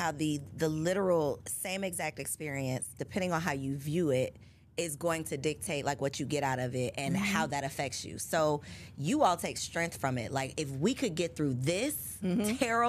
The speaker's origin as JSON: {"language": "English", "country": "United States", "said": "I'm just American."}